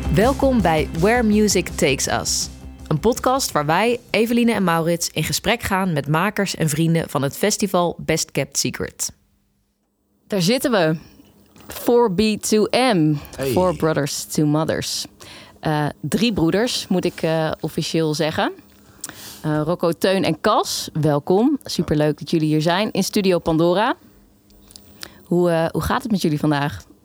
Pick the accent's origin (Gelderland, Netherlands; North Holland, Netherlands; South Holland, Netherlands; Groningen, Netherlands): Gelderland, Netherlands; Elst; ik kom zelf uit Elst